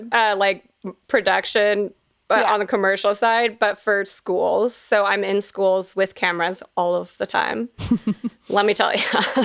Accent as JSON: {"language": "English", "town": "Fort Worth", "region": "Texas", "country": "United States", "tie": "born or raised there", "moved": "yes", "lives_now": "Denver, United States"}